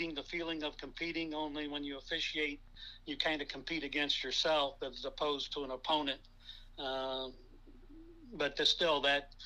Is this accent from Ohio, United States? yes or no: yes; Bucyrus, Ohio, United States; now in Pepper Pike, United States; Growing up in Bucyrus